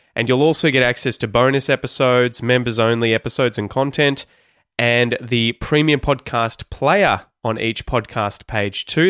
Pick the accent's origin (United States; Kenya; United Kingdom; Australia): Australia; accent: Australian; the Australian accent, my Australian accent.